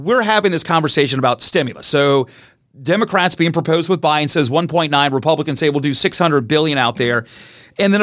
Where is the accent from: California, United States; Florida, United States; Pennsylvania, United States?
Florida, United States; Brevard County; being born and raised in Brevard County